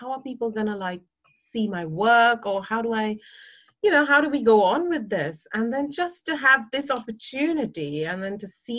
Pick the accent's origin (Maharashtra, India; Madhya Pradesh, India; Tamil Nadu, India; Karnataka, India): Maharashtra, India; Mumbai; moved away as an adult; now in United Kingdom; I grew up in Mumbai and I did my bachelor's of fine art in Mumbai